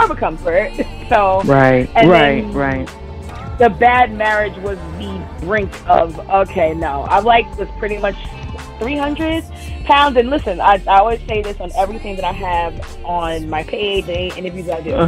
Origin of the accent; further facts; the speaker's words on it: New York City, New York, United States; I grew up in Brooklyn, New York, born and raised there